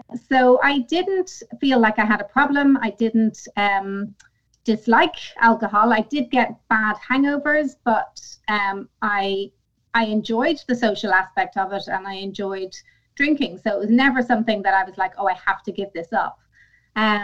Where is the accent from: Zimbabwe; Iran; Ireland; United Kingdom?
Ireland; I'm Irish. Mm-hmm. So it's ingrained in us from, birth